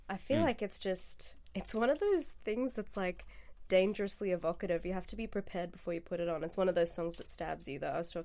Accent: India; moved away; my home country

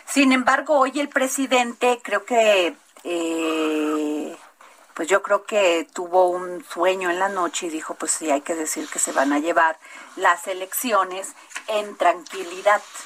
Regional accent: Mexico; somos los mexicanos

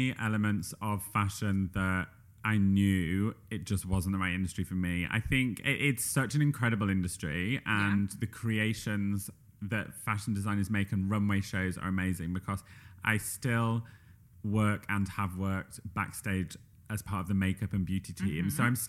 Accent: Yorkshire and the Humber, United Kingdom; accent: Yorkshire; I think it depends where you're from, but I, in my own accent, say Yorkshire.

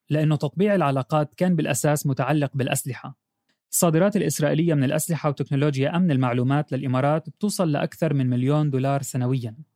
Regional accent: Morocco; نقول نحن كشعب مغربي سنبقى إن شاء الله دائما على العهد دائما نتضامن مع إخواننا في فلسطين

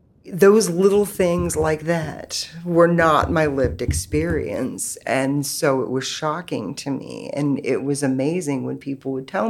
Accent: West Virginia, United States; born there; I was born in West Virginia. I was my parents' third child.

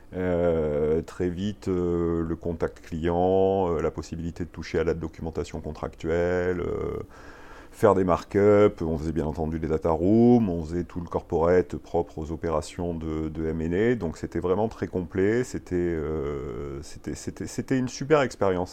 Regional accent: Marseille, Provence-Alpes-Côte d'Azur, France; moved away as an adult; now in Paris, France; je suis né, euh, je suis né à Marseille. Euh, j'ai fait mes études à Aix-en-Provence

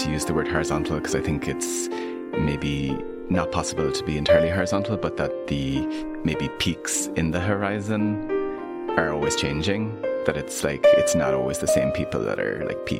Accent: Ireland; I'm an Irish artist and office architect.

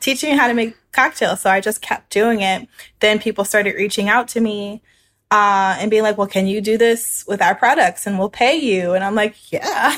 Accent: New Orleans, Louisiana, United States; I'm from New Orleans, Louisiana. It's my hometown. I've lived here most of my life.

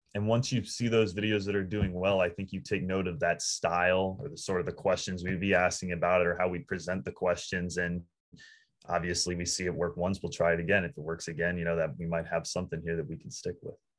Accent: Northern Virginia, United States; We're in Northern Virginia

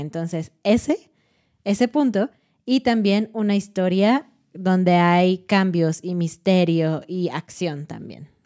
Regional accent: Mexico; para nosotros como mexicanos, este punto no es tan importante en la serie porque es normal para nosotros

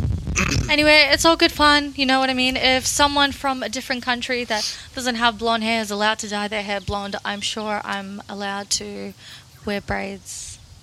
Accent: Russia; now in Australia; I'm originally from Russia

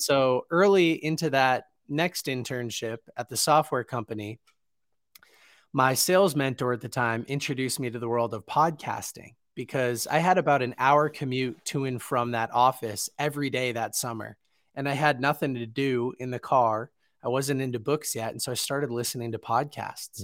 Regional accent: Boston, Massachusetts, United States; where I grew up in Boston

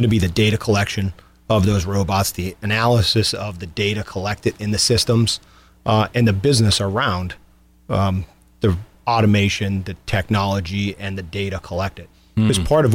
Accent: Scranton-Wilkes-Barre area, Pennsylvania, United States; I grew up in the Scranton-Wilkes-Barre area

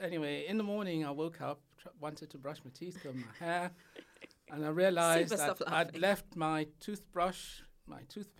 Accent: Sierra Leone; moved away as an adult; also born or lived in Manchester, United Kingdom; now in United Kingdom; I was born in Sierra Leone, which, as you know, is in West Africa.

